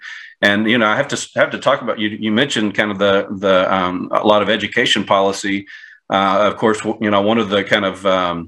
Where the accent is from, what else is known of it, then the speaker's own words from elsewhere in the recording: Texas, United States; now in Atlanta, United States; so I'm originally from Texas. I live in Atlanta, Georgia now.